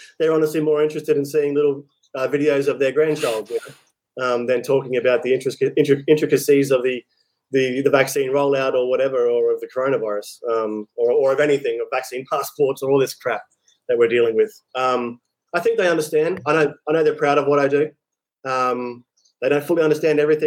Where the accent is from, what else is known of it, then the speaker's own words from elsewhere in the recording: Australia; moved away as an adult; also born or lived in Vietnam; So I leave Vietnam, go back to Australia. I say to my parents, when I went back to my hometown